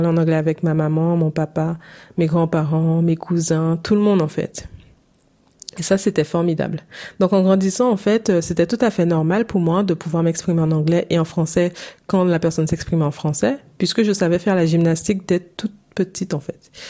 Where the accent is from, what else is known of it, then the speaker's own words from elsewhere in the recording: St. Martin; born there; first language English; J'ai appris l'anglais en même temps que le français. C'est ma langue maternelle en même temps que le français. Je suis née à Saint-Martin.